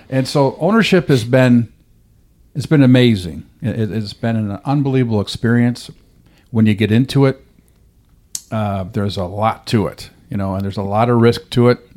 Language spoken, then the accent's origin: English; Rochester, New York, United States; now in Dothan, United States; that was my hometown team. I grew up there